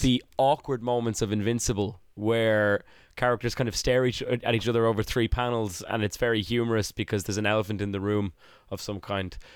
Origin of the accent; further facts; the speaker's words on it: Ireland; I was an Irish child in the nineties